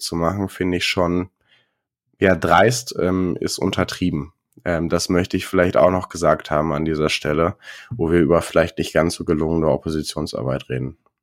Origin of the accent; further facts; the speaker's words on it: Ruhr area, North Rhine-Westphalia, Germany; ich komme aus dem Ruhrgebiet